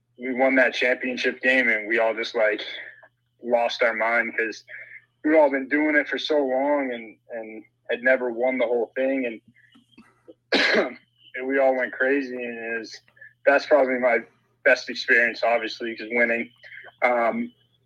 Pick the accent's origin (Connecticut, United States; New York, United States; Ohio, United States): Connecticut, United States; Willimantic; when we were growing up in Willimantic, Connecticut